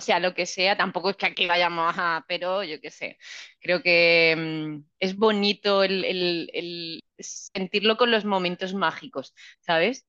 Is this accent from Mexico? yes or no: no; Region of Murcia, Spain; also born or lived in France; soy de Murcia